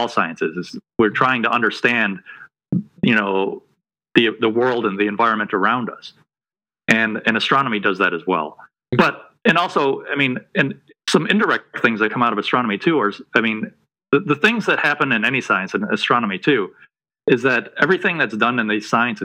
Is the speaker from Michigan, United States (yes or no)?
yes; Detroit, Michigan, United States; moved away as an adult; also born or lived in New Mexico; now in North Carolina, United States; I grew up in outside of Detroit, Michigan